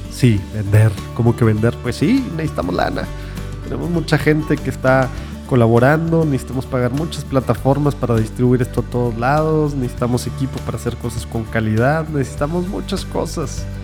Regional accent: Monterrey, Nuevo León, Mexico; nosotros somos regios

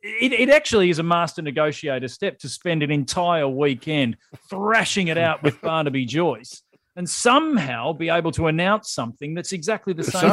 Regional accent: Australia; as an Australian abroad

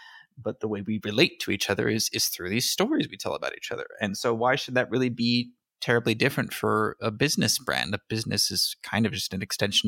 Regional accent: California, United States; born there; I was born in California.

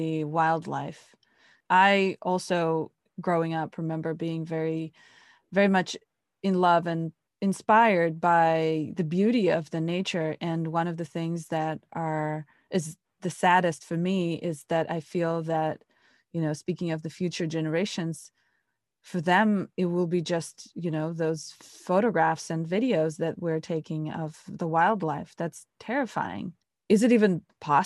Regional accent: Moscow, Russia; moved away; I'm growing up in Moscow

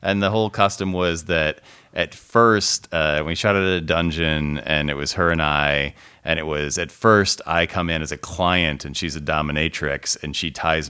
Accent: Indiana, United States; accent: Chicago; also born or lived in Chicago; now in Los Angeles, United States; I just wonder because I grew up in Indiana, but then I lived in Chicago for 14 years, and I definitely have some Chicago accent in certain words. But then I've lived in LA for 12 years

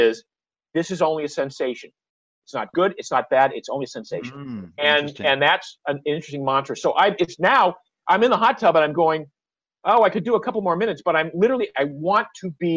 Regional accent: Maine, United States; moved away; I grew up in Maine where the water's always cold.

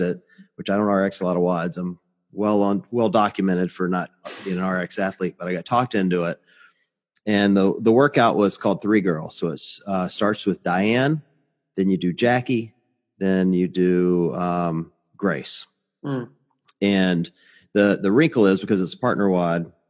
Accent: Mississippi, United States; I grew up in Mississippi

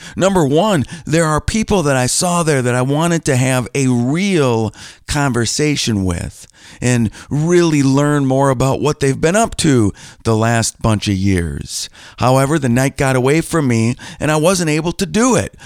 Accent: Green Bay, Wisconsin, United States; moved away as an adult; now in Milwaukee, United States; I grew up in Green Bay

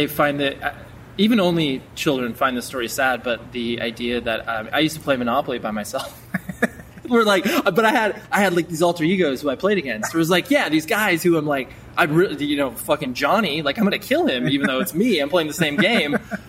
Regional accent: Las Vegas, Nevada, United States; born there; because I was born in Vegas

